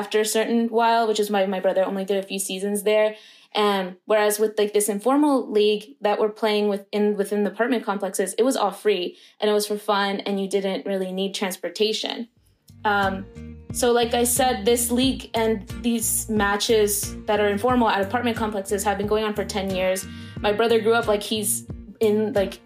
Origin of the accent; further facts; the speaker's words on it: Roswell, Georgia, United States; one particular suburb in my hometown in Roswell